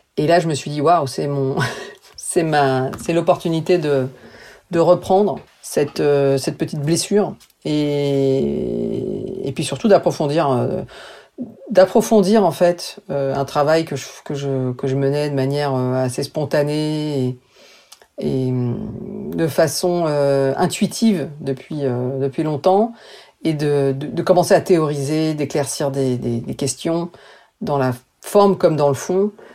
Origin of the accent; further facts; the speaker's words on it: France; also born or lived in New York; en tant que française